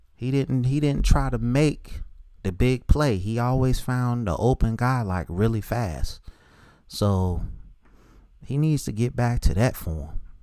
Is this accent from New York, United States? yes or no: no; Charlotte, North Carolina, United States; that school's in my hometown